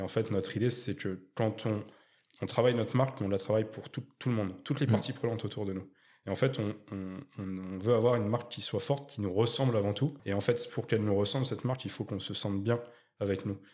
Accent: Chaumontel, Île-de-France, France; moved away as an adult; now in Bordeaux, France; nord parisien de base je suis je suis de, je suis de Chaumontel, Luzarche, le 95 de Val d'Oise

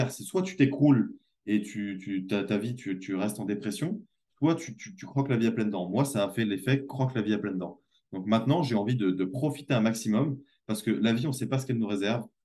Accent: France; j'avais beau revenir chez moi en France dans cette espèce de luxe et d'opulence qu'on

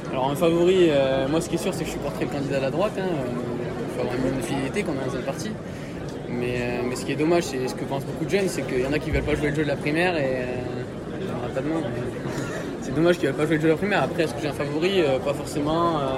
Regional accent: Hautes-Pyrénées, Occitania, France; moved away as an adult; now in Toulouse, France; j'ai 20 ans, je suis étudiant à Toulouse et moi je viens des Hautes-Pyrénées dans le 65, euh, le sud-ouest.

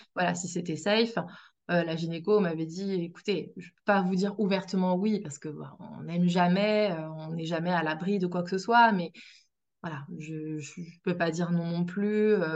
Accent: Brittany, France; moved away; je suis bretonne

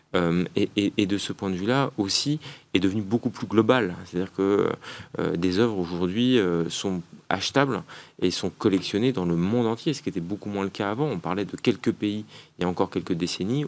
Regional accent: France; je suis un Français parmi d'autres

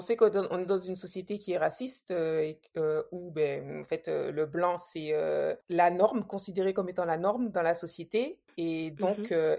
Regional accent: Martinique; moved away as an adult; also born or lived in Metropolitan France; now in France; j'ai grandi en Martinique, je pense que ça mmh s'entend un petit peu

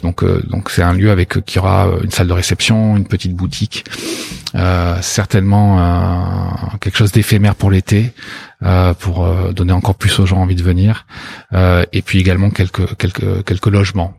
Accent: Bordeaux, Nouvelle-Aquitaine, France; also born or lived in Australia; j'ai grandi ici, j'ai quitté Bordeaux pour 3

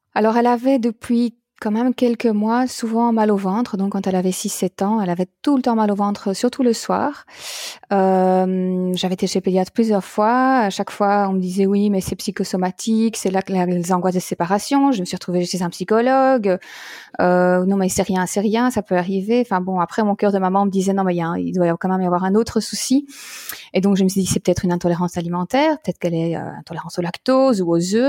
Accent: Belgium; en Belgique donc puisque je suis belge

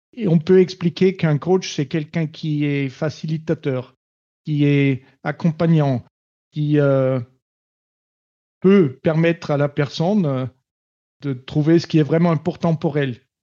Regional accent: Steyr, Upper Austria, Austria; French is a second language; moved away as an adult; also born or lived in Paris, France; now in Toulouse, France; de Steyr, ma ville natale en Autriche, à Toulouse, où j'habite.

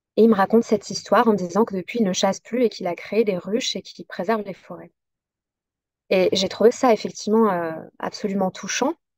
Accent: south-east France, France; là où j'ai grandi, donc près de cette forêt dans le sud-est

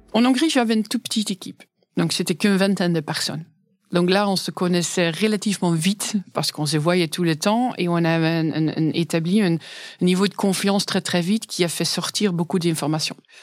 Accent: Netherlands; French is a second language; moved away as an adult; now in France; je suis néerlandaise

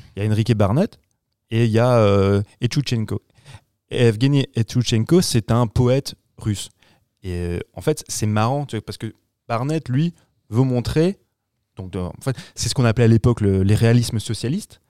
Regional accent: France; chez nous en France

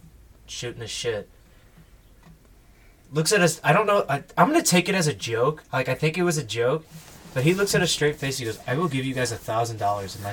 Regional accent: St. Louis, Missouri, United States; I've been born and raised in St. Louis

